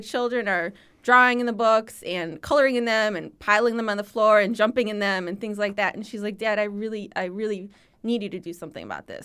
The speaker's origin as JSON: {"language": "English", "town": "Chicago", "region": "Illinois", "country": "United States", "tie": "born or raised there", "said": "I grew up speaking Lithuanian in the Lithuanian community in Chicago"}